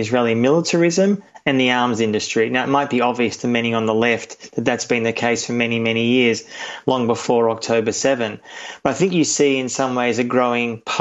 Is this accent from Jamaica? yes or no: no; Australia; I'm Australian, but also a German citizen.